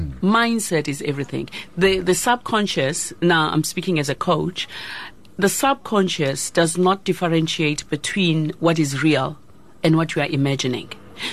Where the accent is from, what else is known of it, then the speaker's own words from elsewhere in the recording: South Africa; But also, the good news is that we are South African.